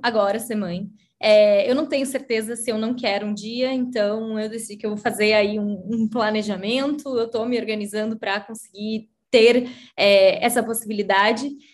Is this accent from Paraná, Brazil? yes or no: yes; Curitiba, Paraná, Brazil; sou de Curitiba, é, eu tenho 33 anos também.